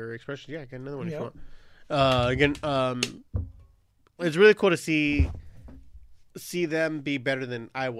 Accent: Long Beach, California, United States; a 13-year-old kid growing up in Long Beach

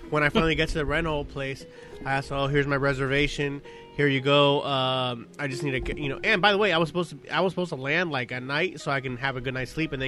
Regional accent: Long Beach, California, United States; we're from Long Beach, we represent all that, but we hardly ever drink or hang around here

